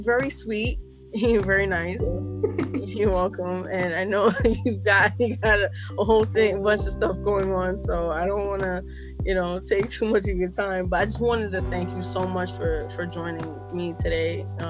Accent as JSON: {"language": "English", "town": "New York City", "region": "New York", "country": "United States", "tie": "born or raised there", "also_born_or_lived": "Barbados", "said": "being born and raised in Brooklyn."}